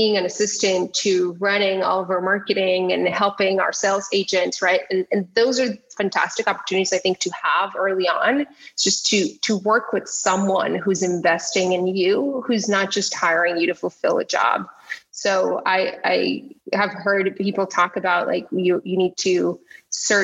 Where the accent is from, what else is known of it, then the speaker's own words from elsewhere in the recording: Tijuana, Baja California, Mexico; moved away; I grew up in Tijuana